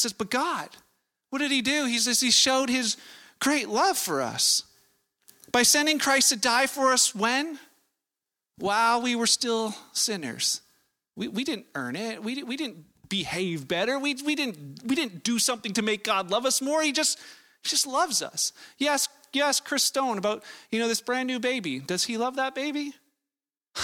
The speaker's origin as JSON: {"language": "English", "town": "Vancouver", "region": "British Columbia", "country": "Canada", "tie": "born or raised there", "said": "I was born in Canada. I was born in Vancouver"}